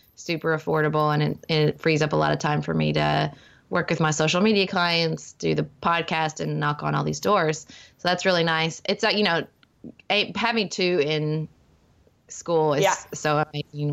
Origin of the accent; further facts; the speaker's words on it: Paducah, Kentucky, United States; my hometown of Paducah, where I'm raising my family